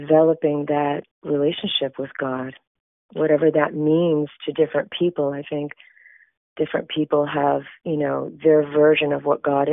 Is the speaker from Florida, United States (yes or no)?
yes; South Florida, United States; I am actually from South Florida